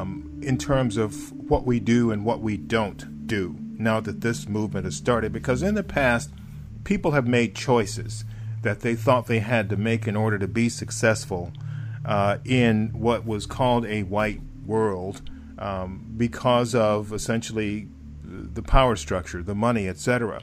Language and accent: English; the South, United States; because I grew up in the South and it was harder.